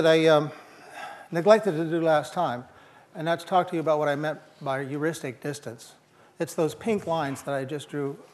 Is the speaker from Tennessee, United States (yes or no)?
no; East Peoria, Illinois, United States; moved away; I'm from East Peoria, Illinois, and I was surrounded by the factories of Caterpillar Tractor Company